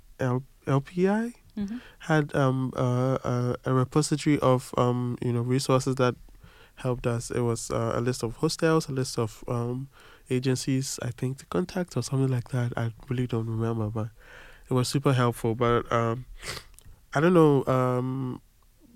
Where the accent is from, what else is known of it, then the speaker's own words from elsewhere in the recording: a town near Accra, Greater Accra, Ghana; moved away as an adult; now in Paris, France; I am from Ghana. I'm from a town in the armpit of Accra